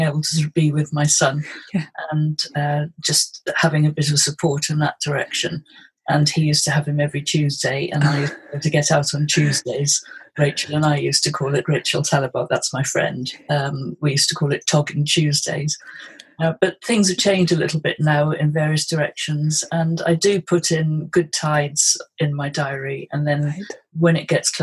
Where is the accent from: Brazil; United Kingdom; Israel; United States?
United Kingdom; Pembrokeshire, Wales; now in Surrey, United Kingdom; But I was brought up in Pembrokeshire, and I was brought up by the sea